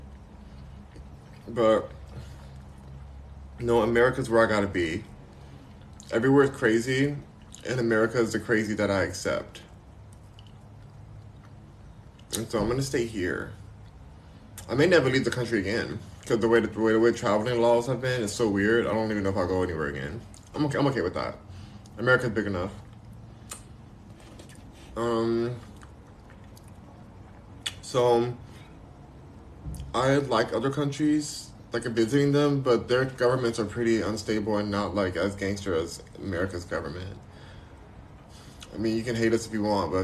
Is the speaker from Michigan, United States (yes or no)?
no; Los Angeles, California, United States; also born or lived in Texas / New York; I'm a Texan, even though I'm born and raised here